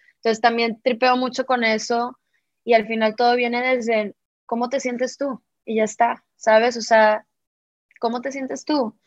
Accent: Monterrey, Nuevo León, Mexico; yo que soy del norte de México, de Monterrey

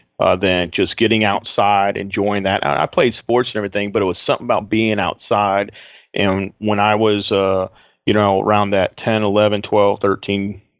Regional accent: Texas, United States; And then, you know, growing up in Texas, everybody had a truck or a Jeep or something to go off-road it in.

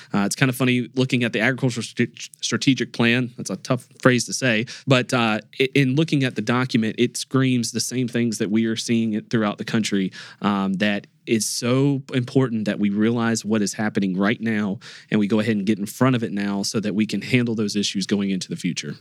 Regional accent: North Carolina, United States; I hail from North Carolina

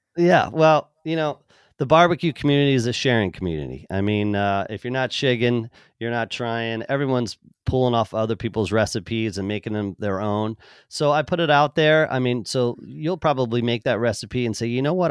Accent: Pennsylvania, United States; now in Kansas City, United States; growing up on the East Coast in Pennsylvania

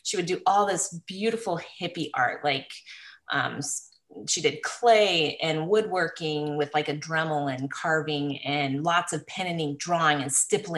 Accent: Willard, Washington, United States; also born or lived in Alaska; We lived in Washington, Southern Washington, up in Willard, a logging town. My dad was a logger. And then we ended up moving to Alaska when I was 8 and lived in a very small town, 60 miles northeast of Anchorage for 4 years.

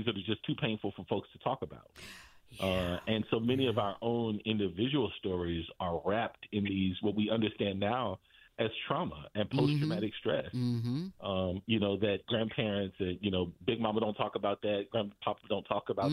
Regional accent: St. Louis, Missouri, United States; also born or lived in Atlanta; now in Indianapolis, United States; I was born and raised in St. Louis

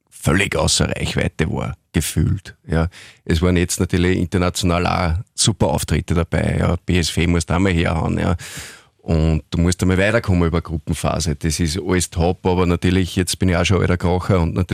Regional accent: Linz, Upper Austria, Austria; bin Linzer und insofern war ja beim LASK das erste Mal mit sechs Jahren

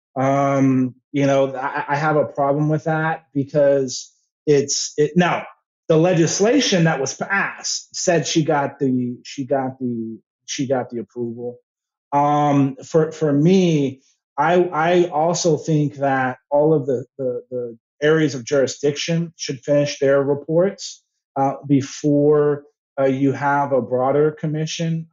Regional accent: San Antonio, Texas, United States; I'm from born and raised in San Antonio

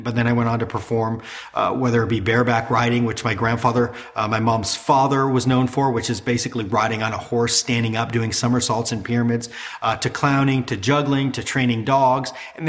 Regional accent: Sarasota, Florida, United States; She came home, she had me at Sarasota Memorial Hospital, which is in my hometown. It's still here to this day. And I grew up on the wire.

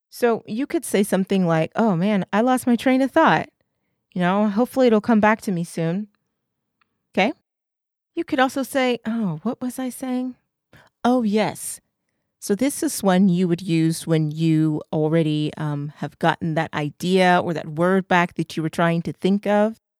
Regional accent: England, United Kingdom; I'm English

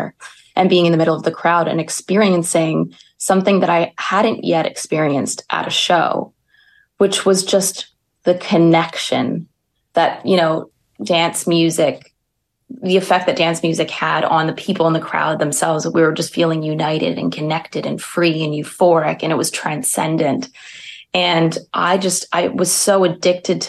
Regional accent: Montreal, Quebec, Canada; I grew up in Montreal, proud Montrealer.

